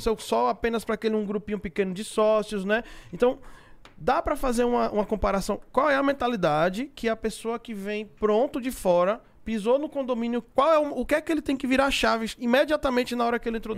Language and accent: Portuguese; Sergipe, Brazil; lá no meu estado de Sergipe